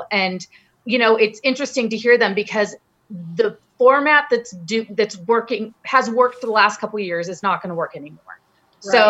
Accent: Ohio, United States; Acton. Yeah. That's my home state.

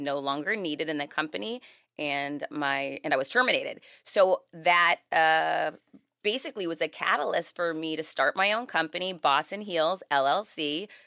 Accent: Worcester, Massachusetts, United States; now in Miami, United States; I'm originally from Worcester, Mass. I live in Miami now

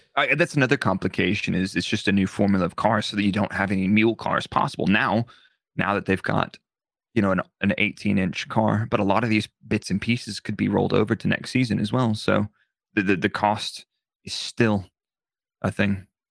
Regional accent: United States; being an American

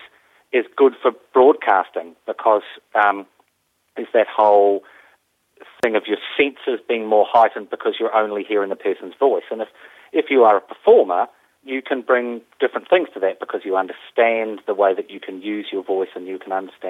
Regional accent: New Zealand; And I grew up in New Zealand, and I started as a full-time actor in New Zealand

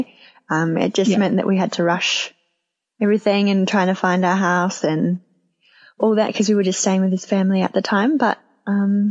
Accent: Australia; moved away as an adult; also born or lived in New Zealand; now in Tauranga, New Zealand; I'm Australian, living in New Zealand with my partner Nick

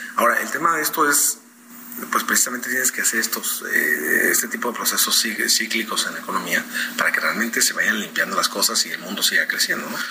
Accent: Mexico; en México hemos estado creciendo

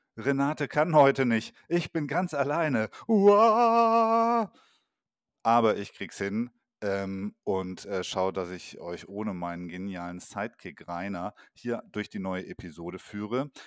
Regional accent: Allgäu, Bavaria, Germany; am Riedberger Horn im schönen Allgäu, meine Heimat

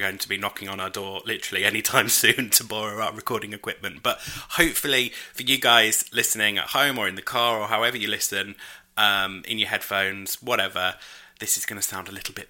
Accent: United Kingdom; I'm British.

